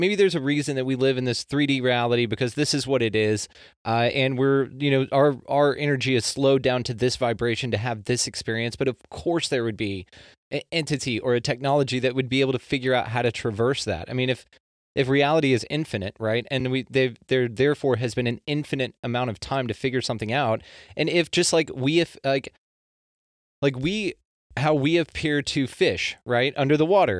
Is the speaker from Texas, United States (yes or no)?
yes; Texas, United States; I'm a Texan